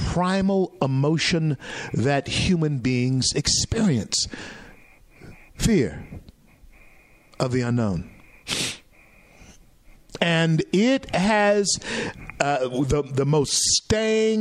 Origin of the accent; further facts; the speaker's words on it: Louisiana, United States; moved away; my home state of Louisiana